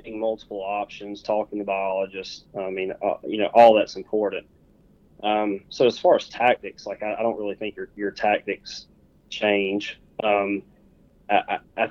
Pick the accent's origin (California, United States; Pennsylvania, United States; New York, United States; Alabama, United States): Alabama, United States; South; growing up in Alabama, in South Alabama especially